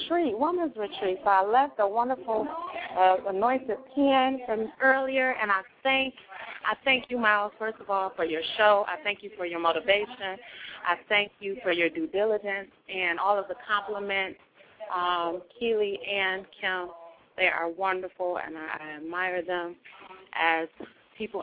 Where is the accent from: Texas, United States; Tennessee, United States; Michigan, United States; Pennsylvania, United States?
Michigan, United States; Detroit; I'm from Detroit as well